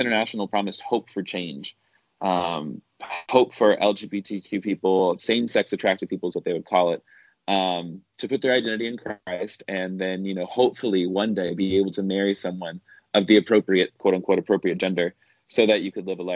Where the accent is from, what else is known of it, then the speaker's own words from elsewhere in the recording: the South, United States; I grew up in the South, which meant I grew up evangelical